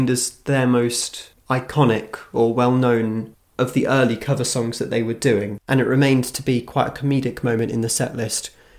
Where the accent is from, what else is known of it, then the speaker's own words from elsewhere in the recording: United Kingdom; now in Australia; It's a British group, we're British, living in Australia, surely we can do something, so let's experiment.